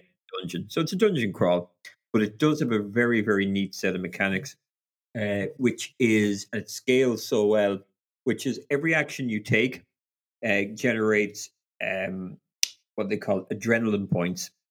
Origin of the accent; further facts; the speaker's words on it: Ireland; being Irish